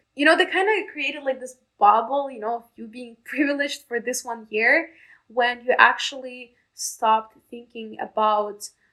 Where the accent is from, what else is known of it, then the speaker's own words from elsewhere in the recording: Nizhnekamsk, Tatarstan, Russia; English is a second language; moved away as an adult; also born or lived in Moscow, Russia; now in Tampa, United States; my hometown, it's Nizhny Kamsk